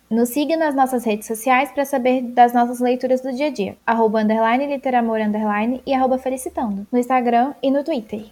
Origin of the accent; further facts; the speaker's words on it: Brazil; nossa terra, do nosso Brasil